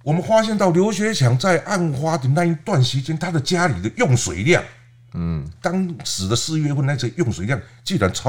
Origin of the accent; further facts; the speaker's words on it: Taiwan; 哦，我们台湾人呢都是很热情。你看我之前在台南，这位李姓大哥也是让我去住他家，